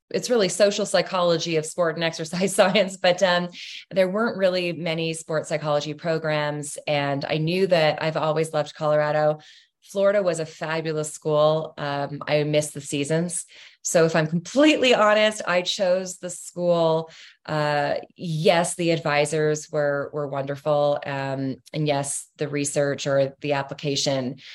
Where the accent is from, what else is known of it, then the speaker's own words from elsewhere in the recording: Ontario, Canada; there was a school two hours outside of toronto in london ontario and uh, so the school was an easy pick close to home